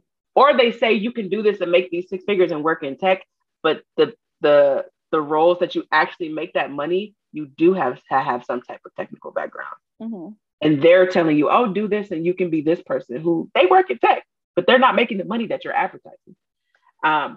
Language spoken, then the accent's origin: English; Detroit, Michigan, United States; if you talk to me for more than 10 minutes, you know that I'm from Detroit